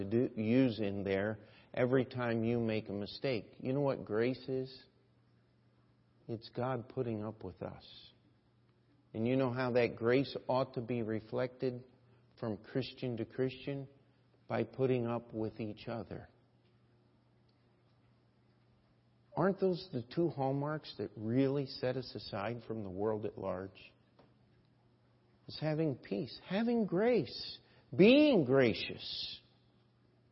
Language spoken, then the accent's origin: English; United States; as an American